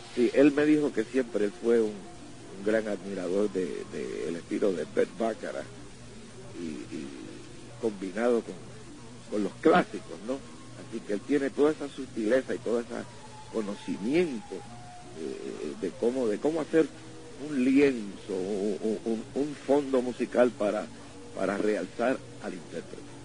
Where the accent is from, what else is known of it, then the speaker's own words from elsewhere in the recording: Ponce, Puerto Rico; moved away; also born or lived in New York City, United States; En mi pueblo de Ponce